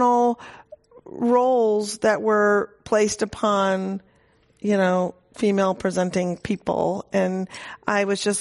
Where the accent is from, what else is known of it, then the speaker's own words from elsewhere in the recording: Minnesota, United States; moved away; she dragged him to what he called the People's Republic of Minnesota. We were raised there, thank God, not in Mississippi